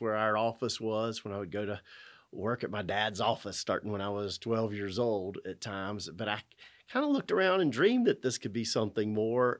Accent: Winston-Salem, North Carolina, United States; I was born in Winston-Salem, born in Baptist Hospital

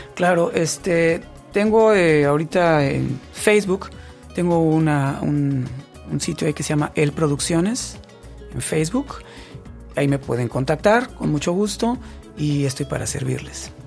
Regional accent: Mexico

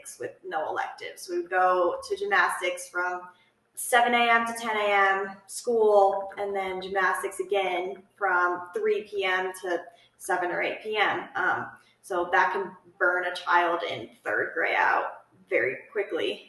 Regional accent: Golden, Colorado, United States; also born or lived in Fort Collins, Colorado; I grew up in Golden, Colorado, so only like an hour away from Fort Collins, where we are now

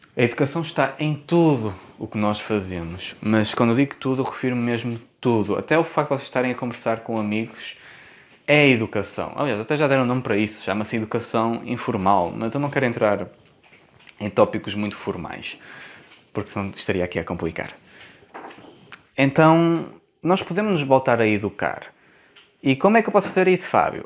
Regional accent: Porto, Norte, Portugal; accent: Porto; eu tenho sotaque do Porto. Eu não reconheço o sotaque, mas, ah, mas quem me ouve e não é do Porto diz que eu tenho um bom sotaque do Porto

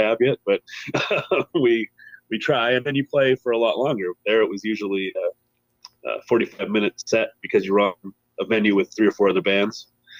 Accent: Alberta, Canada; also born or lived in Calgary; Grew up in Ice Creek, Alberta

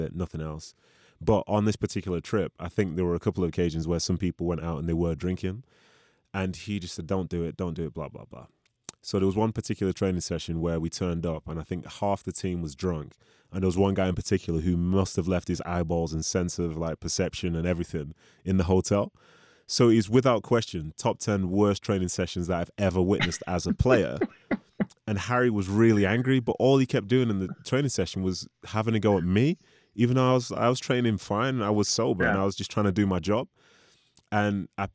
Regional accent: Nigeria; as a Nigerian

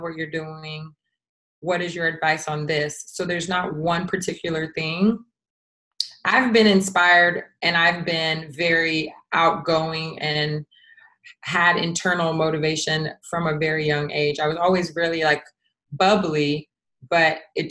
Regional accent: United States; I am American, or I'm Americanized

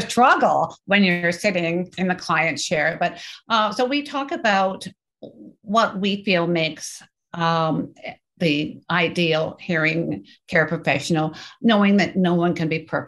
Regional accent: Canada; I'm Canadian.

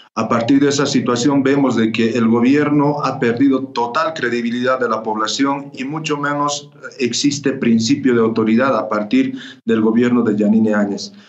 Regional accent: Bolivia; como bolivianos

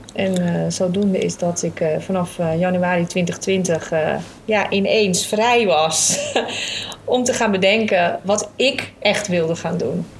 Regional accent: Alkmaar, North Holland, Netherlands; also born or lived in Papendrecht; een echte Noord-Hollander. Eh, Alkmaarder. Eh, ik zeg altijd niet geboren, maar wel getogen vanaf mijn vijfde

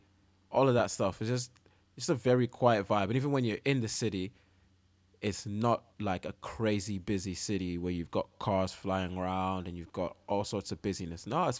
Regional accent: Oman; now in United Kingdom; Because, you know, like where I grew up in Oman, like it's a very quiet country.

